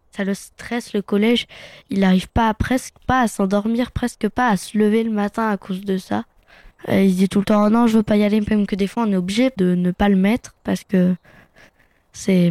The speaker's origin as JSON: {"language": "French", "town": "Fontainebleau", "region": "Île-de-France", "country": "France", "tie": "born or raised there", "said": "je suis né à Fontainebleau"}